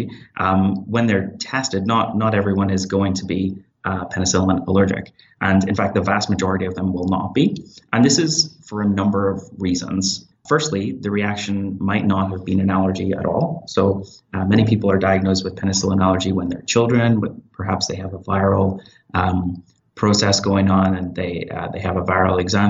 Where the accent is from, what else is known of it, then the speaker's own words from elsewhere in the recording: Northern Ireland, United Kingdom; moved away as an adult; also born or lived in Belfast, United Kingdom; now in Hamilton, Canada; I'm originally from Northern Ireland. I completed my medical school in Queen's University, Belfast, and worked in the NHS for about 4 years before I started my internal medicine residency at McMaster University in Hamilton.